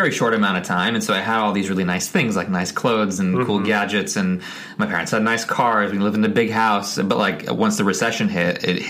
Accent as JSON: {"language": "English", "town": "Scottsdale", "region": "Arizona", "country": "United States", "tie": "born or raised there", "said": "Mm-hmm. Scottsdale, Arizona."}